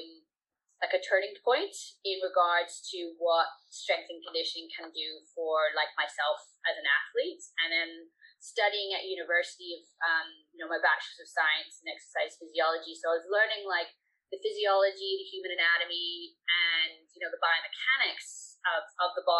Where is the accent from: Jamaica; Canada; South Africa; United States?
Canada; Vancouver, British Columbia; moved away as an adult; also born or lived in United Kingdom; my family immigrated to Canada when I was 3. So I grew up in Vancouver, BC